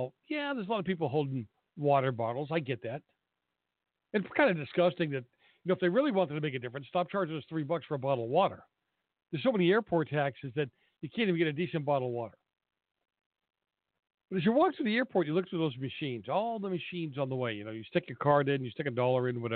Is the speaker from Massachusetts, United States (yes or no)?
yes; Boston area, Massachusetts, United States; I grew up around the Celtics, the Bruins, the Red Sox